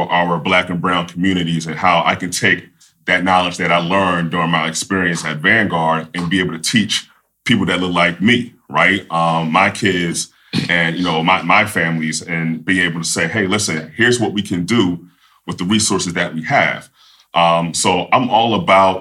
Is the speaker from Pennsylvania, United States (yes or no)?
yes; Philadelphia, Pennsylvania, United States; I'm originally from Philadelphia, PA